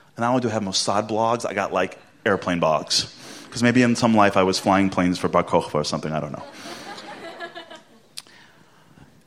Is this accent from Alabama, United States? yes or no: no; New York City, New York, United States; Because I'm from Brooklyn. But I'm from Canarsie, where we speak that way, not in Flatbush